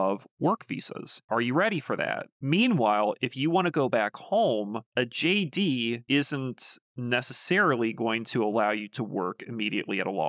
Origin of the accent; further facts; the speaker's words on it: United States; an American